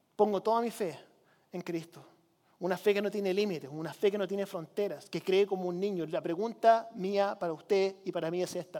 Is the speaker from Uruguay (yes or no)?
no; Chile; now in United States; Con mi esposa nosotros crecimos en Chile.